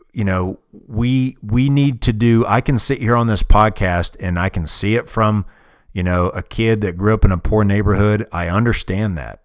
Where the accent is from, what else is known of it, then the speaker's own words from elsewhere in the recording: United States; I'm from America